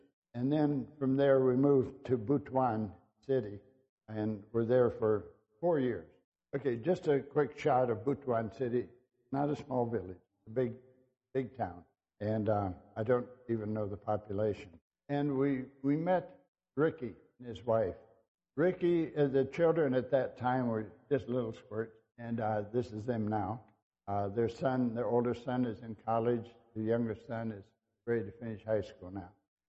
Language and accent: English; Brazil; because I've been so many places, I grew up in Brazil